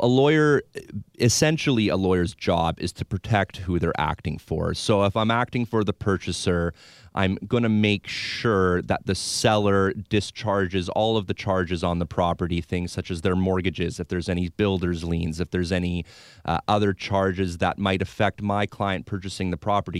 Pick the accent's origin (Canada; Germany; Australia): Canada; Victoria, British Columbia; Born and raised in Victoria